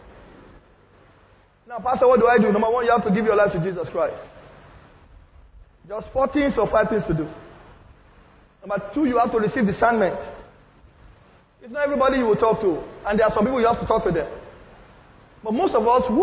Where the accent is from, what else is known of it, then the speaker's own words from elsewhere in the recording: Lagos, Nigeria; I'm from Nigeria. They said, where in Nigeria? I said, I'm from Lagos. Where in Lagos? I said, I'm from Ikotun.